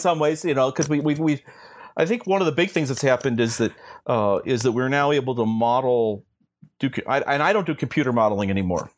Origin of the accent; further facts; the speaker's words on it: St. Louis, Missouri, United States; I grew up in Saint Louis, Missouri